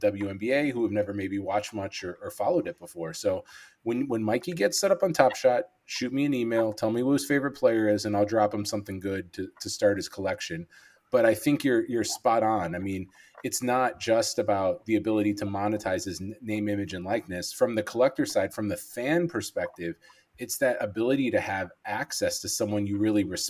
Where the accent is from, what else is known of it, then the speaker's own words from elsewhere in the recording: Chicago, Illinois, United States; I'm from Chicago. Nope. Born and raised